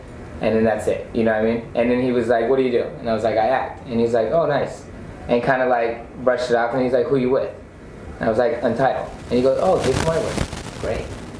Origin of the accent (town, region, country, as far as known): Anaheim, California, United States; born or raised there